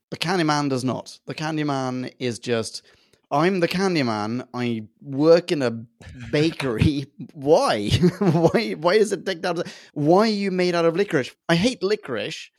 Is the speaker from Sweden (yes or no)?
yes; Sweden; I grew up in Sweden